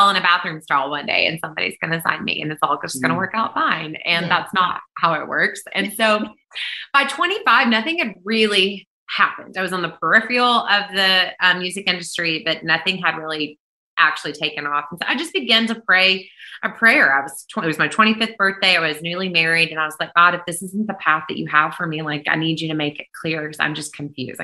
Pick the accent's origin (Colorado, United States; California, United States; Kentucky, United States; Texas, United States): Kentucky, United States; moved away as an adult; now in Nashville, United States; I was born in Kentucky, but moved to Nashville, Tennessee when I was 20, and I've lived here ever since.